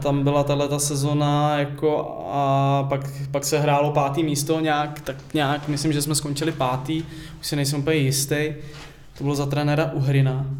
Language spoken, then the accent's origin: Czech; Hradec Králové, Hradec Králové Region, Czechia; moved away; já jsem pocházím z Hradce Králové